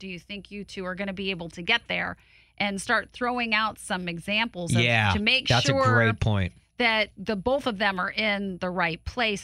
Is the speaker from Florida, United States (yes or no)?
no; Portage, Indiana, United States; I'm from Portage